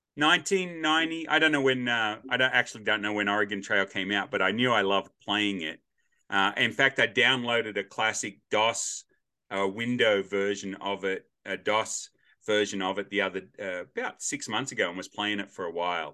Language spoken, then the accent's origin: English; Australia; now in United States; as an Australian